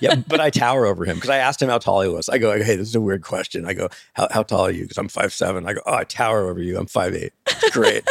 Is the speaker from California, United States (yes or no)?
yes; Newport Beach, California, United States; growing up in Newport Beach in the eighties